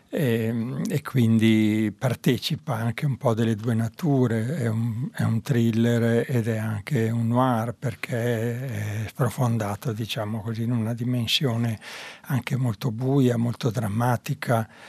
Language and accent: Italian; Mantua, Lombardy, Italy; quando ero piccola a Mantova passavo davanti, quando uscivo dalle elementari, passavo davanti a un grande palazzo che era tra la scuola e la mia casa